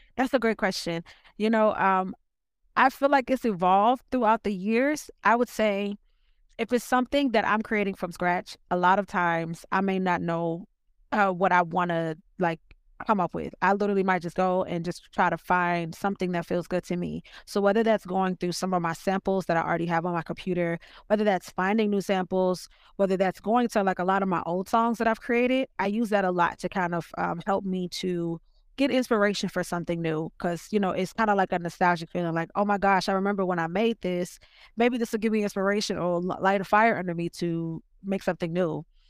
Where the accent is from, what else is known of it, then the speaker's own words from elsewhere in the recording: Richmond, Virginia, United States; now in Los Angeles, United States; I am from Virginia, Richmond, Virginia, to be specific.